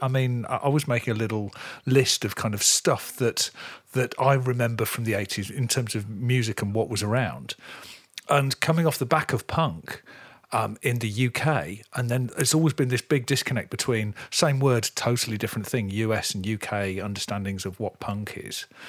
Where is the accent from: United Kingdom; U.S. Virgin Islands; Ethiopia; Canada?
United Kingdom; near Coventry, West Midlands; I grew up in the Midlands, really close to Coventry